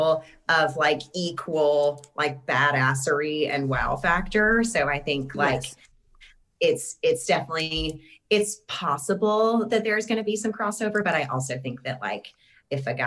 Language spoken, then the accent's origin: English; Clarksville, Tennessee, United States; moved away; I'm from Clarksville originally, which is just north of Nashville